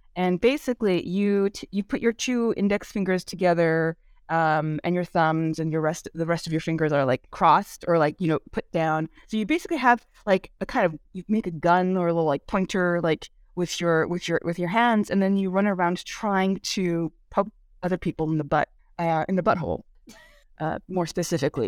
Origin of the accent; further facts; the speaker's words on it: California Bay Area, United States; first language Korean; English is a second language; I grew up in the California Bay Area